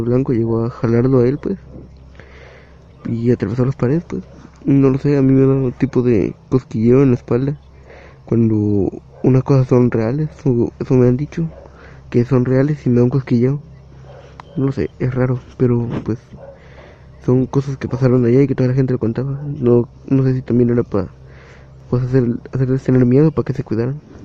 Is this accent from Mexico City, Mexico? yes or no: no; Guerrero, Mexico; de donde yo soy, que es de Guerrero, eh, pues en México también, viví